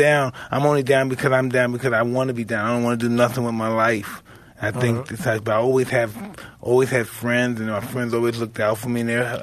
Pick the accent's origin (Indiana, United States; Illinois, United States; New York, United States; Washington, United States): New York, United States; I'm from New York